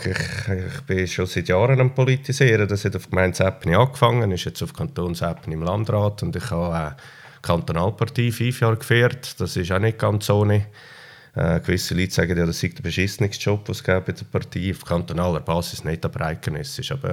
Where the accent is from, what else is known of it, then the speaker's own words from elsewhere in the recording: Switzerland; äh, ich glaube, die Heimat bei uns ist dem zufolge wichtig, dass wir äh, eine sehr stabile Heimat haben bei uns in der Schweiz.